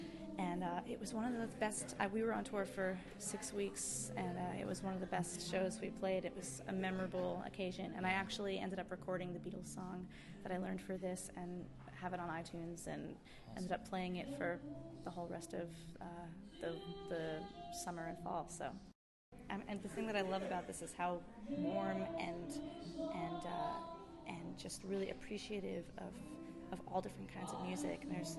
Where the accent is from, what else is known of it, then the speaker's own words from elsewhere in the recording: New York, United States; I'm from New York